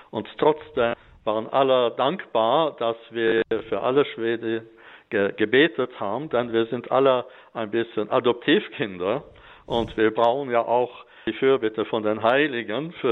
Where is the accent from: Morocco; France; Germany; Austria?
France; Grand Est; moved away as an adult; now in Sweden; Und natürlich bin ich im Elsass aufgewachsen, ganz äh, traditionell in der katholischen Kirche.